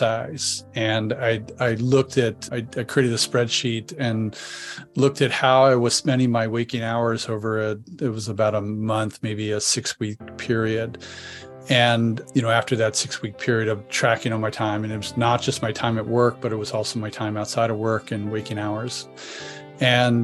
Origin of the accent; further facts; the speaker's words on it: Delaware, United States; moved away as an adult; also born or lived in Boston / Philadelphia; now in San Diego, United States; get out of my family environment growing up in Delaware